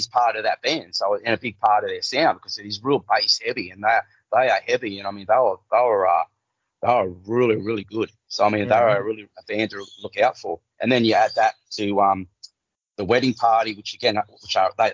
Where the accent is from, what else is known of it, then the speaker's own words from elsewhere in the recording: Cardiff, New South Wales, Australia; I'm from Cardiff.